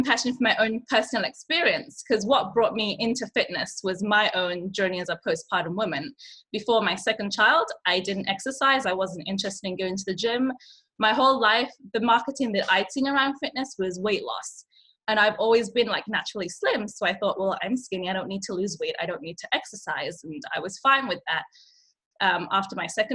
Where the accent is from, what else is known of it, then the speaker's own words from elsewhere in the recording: England, United Kingdom; English is a second language; moved away as an adult; also born or lived in Nigeria; now in Yellowknife, Canada; I moved to England when I was 5. So I was I didn't speak English. I was straight out of Nigeria, put in an English school in the city I lived in.